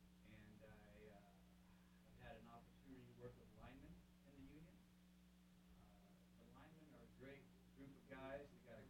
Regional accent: Willows, California, United States; Born and raised up here in Northern California, uh-huh. Willows.

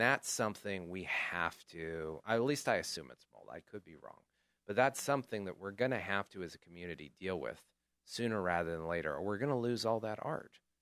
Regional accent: Chico, California, United States; born or raised there

